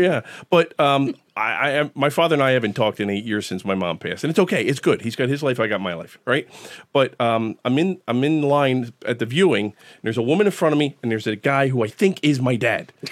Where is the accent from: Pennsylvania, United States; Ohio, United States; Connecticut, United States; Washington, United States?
Pennsylvania, United States; Philadelphia; growing up in Fishtown in the '70s